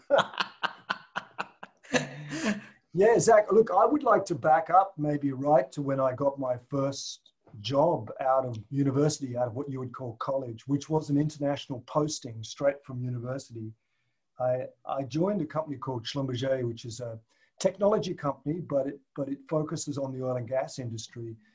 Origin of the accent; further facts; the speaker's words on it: Tasmania, Australia; moved away as an adult; I grew up in Tasmania, which is an island oh. to the south of Australia.